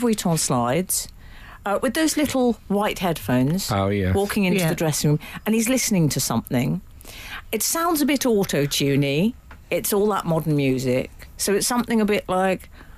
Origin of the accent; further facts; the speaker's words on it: Liverpool, North West England, United Kingdom; As Emily is an honorary Scouser, I am, and I'm from Liverpool, does she know that we say Mackies?